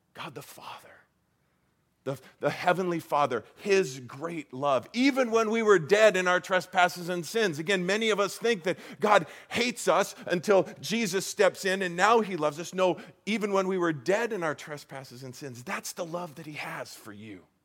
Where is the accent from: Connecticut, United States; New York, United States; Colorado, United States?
Colorado, United States; moved away as an adult; also born or lived in Iowa; now in Arizona, United States; I, I grew up in Colorado and I spent probably 25 years of my life in Colorado